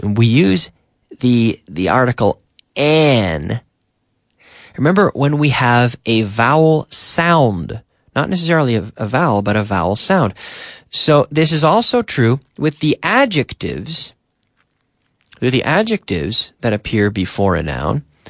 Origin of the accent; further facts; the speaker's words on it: Eastern Canada, Canada; moved away as an adult; now in Spain; if I'm in my hometown in September, I, I go to my, my mother's town in the north of my province and pick blueberries